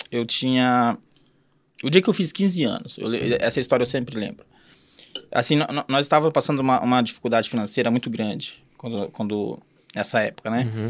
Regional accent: Mandaguari, Paraná, Brazil; born there; Eu, eu, eu sou paranaense, mas não nasci aqui, eu nasci em Mandaguari, hum. né? Próximo Maringá ali.

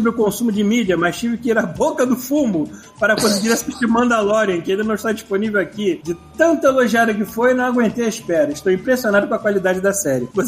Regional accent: Rio de Janeiro, Brazil; sou carioca, acabei de completar 33 anos

